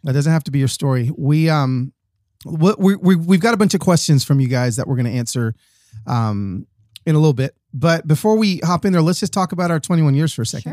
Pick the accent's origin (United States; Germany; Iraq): United States; Atlanta, Georgia; moved away; I was raised in Atlanta